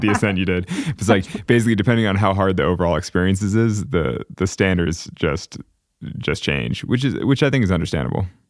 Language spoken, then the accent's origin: English; Northern California, United States; we're both kids from Northern California. We grew up going to the same gym